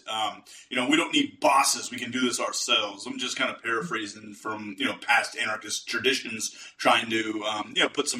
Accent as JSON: {"language": "English", "town": "Pittsburgh", "region": "Pennsylvania", "country": "United States", "said": "I'm from Pittsburgh, Pennsylvania"}